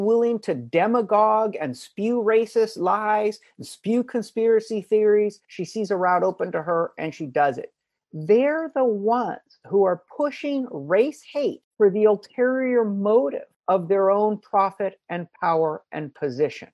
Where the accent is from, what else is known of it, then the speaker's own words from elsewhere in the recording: Hawaii, United States; moved away; also born or lived in Princeton; growing up in Hawaii, you know, sort of multiracial